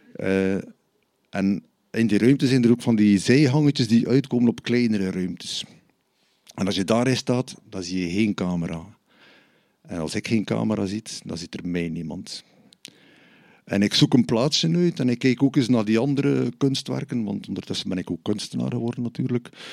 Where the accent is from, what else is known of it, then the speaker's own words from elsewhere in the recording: Bruges, Flanders, Belgium; ik ben van Brugge